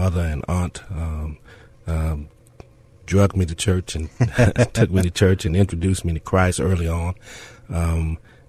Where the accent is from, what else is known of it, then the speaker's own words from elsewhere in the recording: Arkansas, United States; moved away as an adult; also born or lived in Louisiana; now in San Antonio, United States; I'm originally from Arkansas. I was born in Louisiana, but grew up in Arkansas